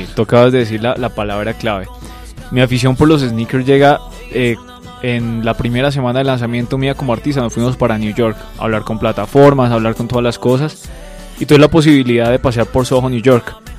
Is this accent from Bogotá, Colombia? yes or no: yes; Bogotá, Colombia; yo soy un artista de Bogotá, Colombia.